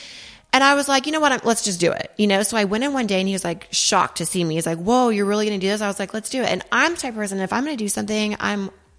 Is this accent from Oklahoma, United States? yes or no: yes; Oklahoma, United States; now in Dallas, United States; Well, I mean, I live in Dallas now, but I'm from Oklahoma.